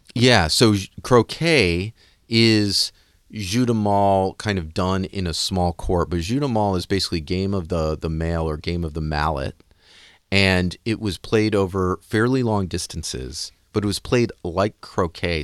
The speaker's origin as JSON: {"language": "English", "country": "United States", "said": "I'm an American"}